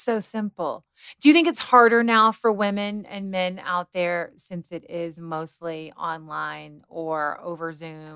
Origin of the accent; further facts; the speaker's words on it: Kentucky, United States; I grew up in a very Christian household. I'm from Kentucky.